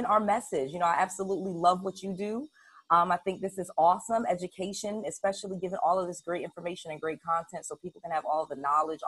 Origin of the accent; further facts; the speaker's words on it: Connecticut, United States; moved away as an adult; also born or lived in Atlanta / Harrisburg, Pennsylvania; I'm born and raised in Connecticut. My parents are of Jamaican descent, so I always feel like I grew up as an immigrant